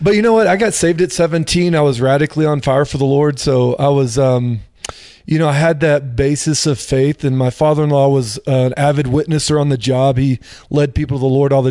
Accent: Dallas, Texas, United States; moved away; also born or lived in Florida; I grew up in the Dallas-Fort Worth area and, had the typical Christian upbringing

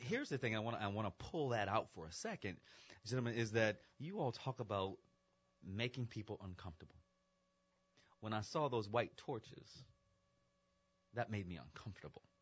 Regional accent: United States; I am American

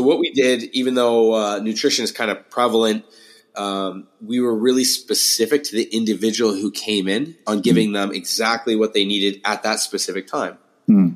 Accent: St. Thomas, Ontario, Canada; now in Toronto, Canada; I'm not from Toronto originally. Uh, I grew up in a town called St. Thomas, about three hours south.

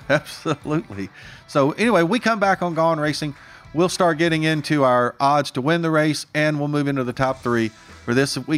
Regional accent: Martinsville, Virginia, United States; now in Las Vegas, United States; Martinsville Speedway, my hometown, Martinsville, Virginia

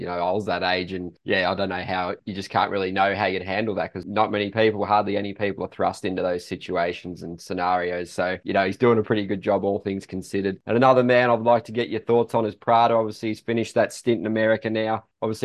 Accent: Australia; I'm Aussie

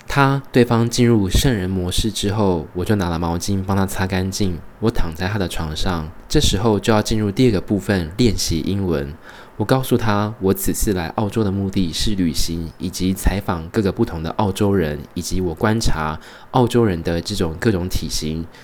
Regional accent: Taiwan; also born or lived in Tainan, Taiwan; now in Brisbane, Australia; 身为台湾人

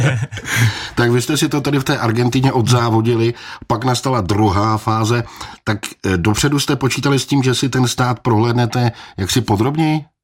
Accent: Czechia; jako správný Čech

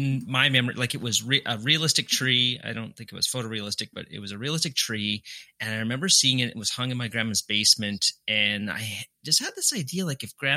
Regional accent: Winnipeg, Manitoba, Canada; also born or lived in Calgary, Alberta, Canada; So I was born in Calgary, Canada. Then when I was either 3 or 4, I moved to Winnipeg, which is the city where I went to university

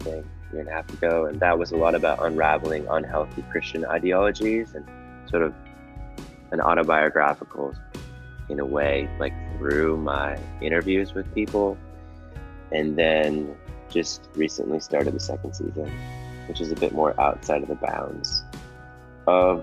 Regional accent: New London, Minnesota, United States; moved away as an adult; also born or lived in Arkansas; I grew up in Minnesota, in a small town of 1,000 people called New London.

